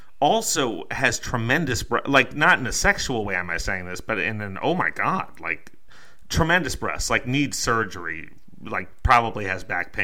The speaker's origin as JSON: {"language": "English", "region": "Connecticut", "country": "United States", "said": "We're from Connecticut"}